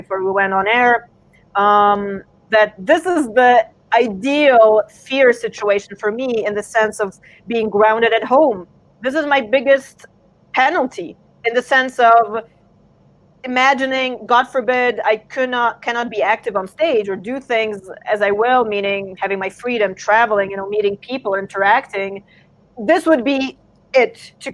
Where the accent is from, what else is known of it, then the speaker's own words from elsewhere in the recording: San Diego, California, United States; also born or lived in Warsaw, Poland; I was born in Warsaw, Poland, but I was snagged by my parents over to California, like, early on when I was, like, 2. So pretty much I grew up in an American kind of situation, you know, San Diego